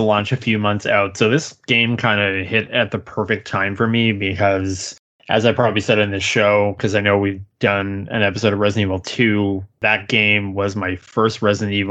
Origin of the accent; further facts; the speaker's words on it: Newfoundland and Labrador, Canada; from Newfoundland